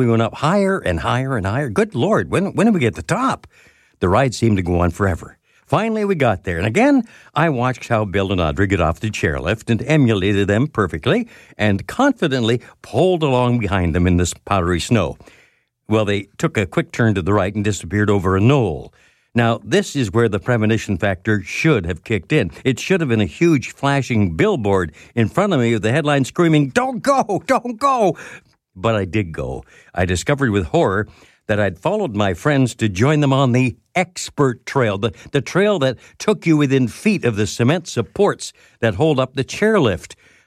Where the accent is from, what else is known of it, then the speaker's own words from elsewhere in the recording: London, Ontario, Canada; working in my hometown of London, Ontario, at a radio station there